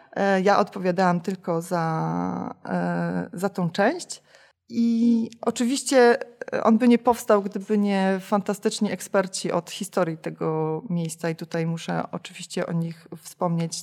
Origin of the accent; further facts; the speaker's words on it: Chorzów, Silesian Voivodeship, Poland; now in Bytom, Poland; Ja nie jestem bytomianką z urodzenia, tylko jestem chorzowianką z urodzenia